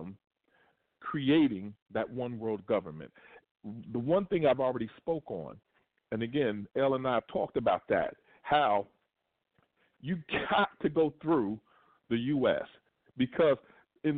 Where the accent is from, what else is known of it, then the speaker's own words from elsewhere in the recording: Kentucky, United States; moved away; when I was in Kentucky, which is my hometown